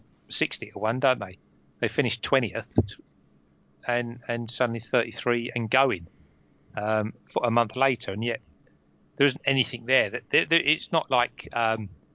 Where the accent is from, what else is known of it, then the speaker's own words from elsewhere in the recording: Romford, London, United Kingdom; I'm from Romford